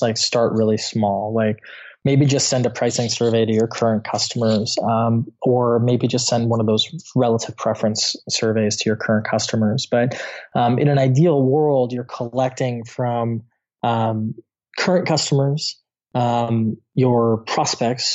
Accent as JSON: {"language": "English", "region": "Midwest", "country": "United States", "said": "I'm from the Midwest in the States"}